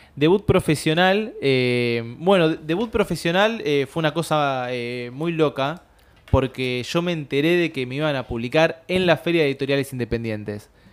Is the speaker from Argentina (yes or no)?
yes; Buenos Aires, Argentina; yo soy de Caballito